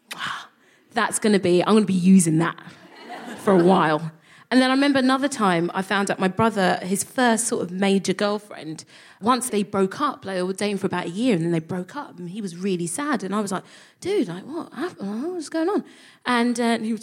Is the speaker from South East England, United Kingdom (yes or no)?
no; London, United Kingdom; I would call myself a Nigerian Londoner